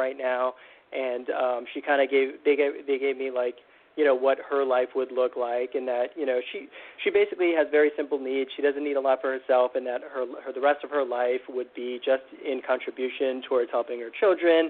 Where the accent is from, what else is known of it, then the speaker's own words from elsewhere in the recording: United States; I grew up in the United States